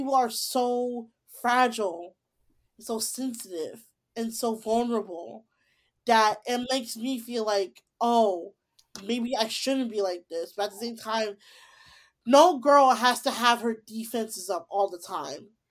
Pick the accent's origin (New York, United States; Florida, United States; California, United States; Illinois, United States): Illinois, United States; Tinley Park; my hometown of Tilly Park or Chicago, Tilly Park.